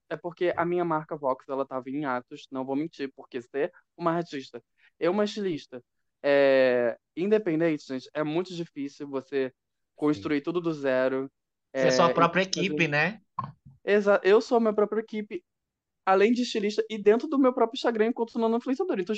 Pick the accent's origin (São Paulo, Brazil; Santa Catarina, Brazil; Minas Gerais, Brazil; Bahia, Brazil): São Paulo, Brazil; accent: paulista; now in Rio de Janeiro, Brazil; eu voltei ao meu sotaque de paulista, né?